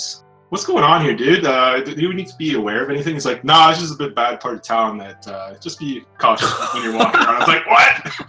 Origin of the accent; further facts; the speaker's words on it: Saskatchewan, Canada; I'm from Canada, right in the middle of buttfuck nowhere.